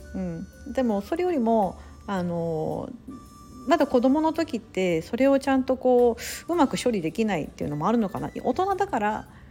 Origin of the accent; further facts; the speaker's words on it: Japan; moved away; also born or lived in Singapore / United States; 我々日本人みたいなのもアメリカに比べれば割合的には多く住んでいると思います